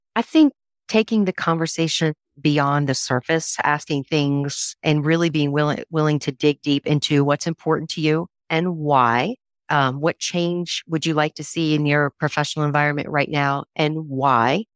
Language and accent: English; Raleigh, North Carolina, United States; one of four kids grew up in Raleigh, North Carolina